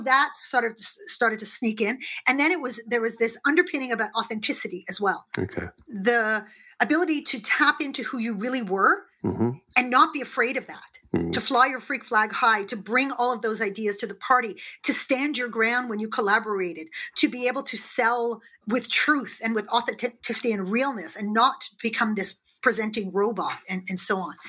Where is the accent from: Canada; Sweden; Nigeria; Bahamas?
Canada; also born or lived in United Kingdom; I'm Canadian